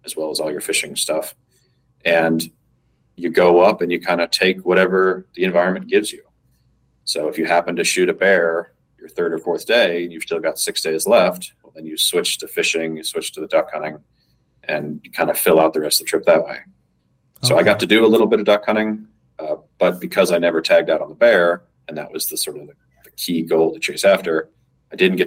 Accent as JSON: {"language": "English", "region": "Colorado", "country": "United States", "tie": "born or raised there", "also_born_or_lived": "Midwest", "said": "I grew up in Colorado, I grew up in the Midwest"}